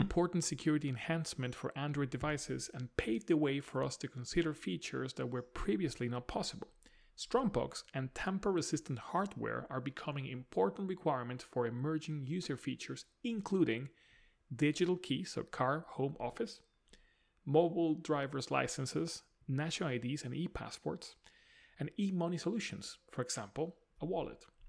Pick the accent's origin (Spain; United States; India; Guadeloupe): Spain; now in London, United Kingdom; Spain, which is my home country